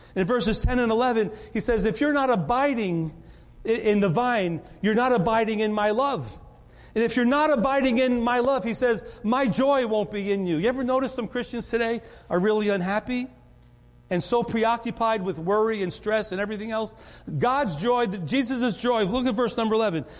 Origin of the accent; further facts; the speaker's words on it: Rye, New York, United States; I grew up in Rye, New York